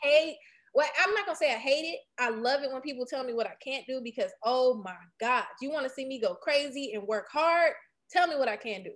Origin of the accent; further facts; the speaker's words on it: Detroit, Michigan, United States; I was born and raised on the east side of Detroit